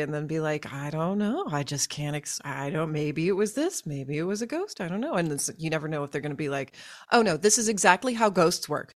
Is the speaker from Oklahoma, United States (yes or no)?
yes; Tulsa, Oklahoma, United States; I grew up in Oklahoma, in Tulsa, Oklahoma